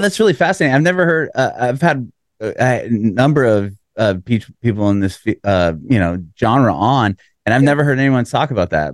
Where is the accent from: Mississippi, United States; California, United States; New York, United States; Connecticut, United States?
California, United States; San Diego; moved away as an adult; now in Nashville, United States; I'm from San Diego, and we moved about two, almost three years ago now to Nashville, Tennessee